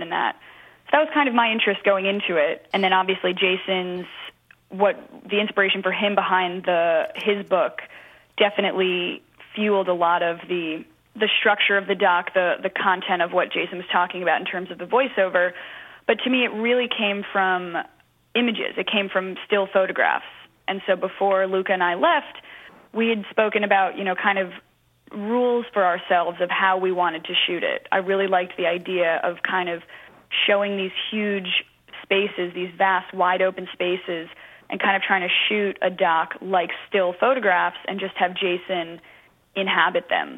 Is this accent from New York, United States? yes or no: yes; New York City, New York, United States; I'm born and raised in New York City